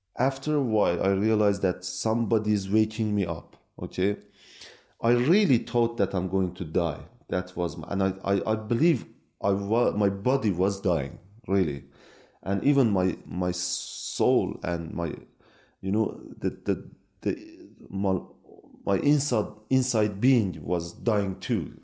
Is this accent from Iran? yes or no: yes; Iran; born or raised there; first language Kurdish; English is a second language; moved away as an adult; also born or lived in Norway; now in Turkey